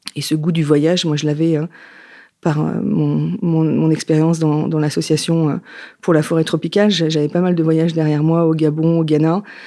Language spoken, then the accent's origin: French; Yvelines, Île-de-France, France; moved away as an adult; also born or lived in Paris; now in Nantes, France; Je vis à Nantes après une période parisienne, parce que je suis née dans les Yvelines, et j'ai déménagé il y a à peu près dix ans